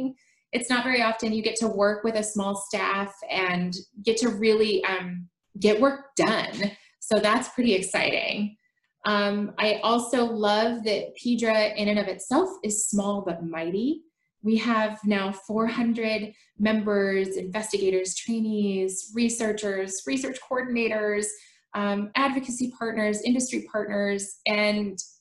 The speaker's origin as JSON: {"language": "English", "town": "Portland", "region": "Oregon", "country": "United States", "tie": "born or raised there", "said": "I was born and raised in Portland, Oregon. I still live here."}